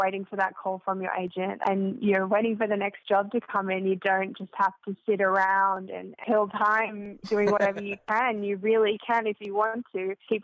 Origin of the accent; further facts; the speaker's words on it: Sydney, New South Wales, Australia; moved away as an adult; now in Los Angeles, United States; I'm from Sydney originally, and okay. I moved to LA at the beginning of 2017